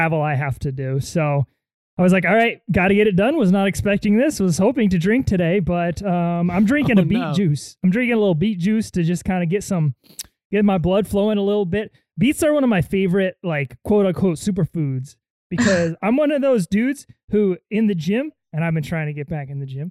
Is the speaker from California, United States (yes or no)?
yes; San Diego, California, United States; also born or lived in Chicago / New York City; I'm from Southern California too. I'm a San Diego Beach boy.